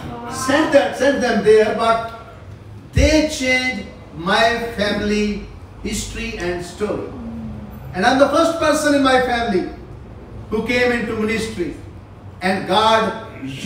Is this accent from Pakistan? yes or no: yes; Pakistan; also born or lived in South Korea; I am from Pakistan.